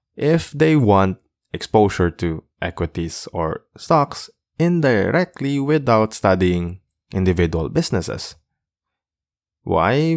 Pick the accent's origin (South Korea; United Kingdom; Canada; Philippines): Philippines; being a Filipino seafarer, it's easier now in our country to open your own brokerage account